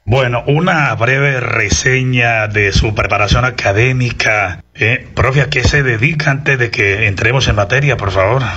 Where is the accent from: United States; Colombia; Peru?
Colombia; Santander; me siento orgulloso como santandereano